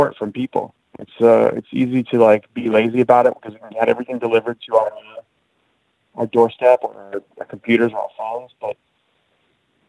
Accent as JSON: {"language": "English", "area": "Bay Area", "region": "California", "country": "United States", "tie": "born or raised there", "moved": "yes", "lives_now": "New York City, United States", "said": "I grew up living there"}